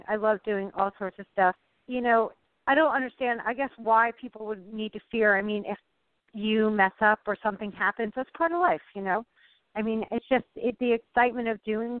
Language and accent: English; Vermont, United States; I'm from Vermont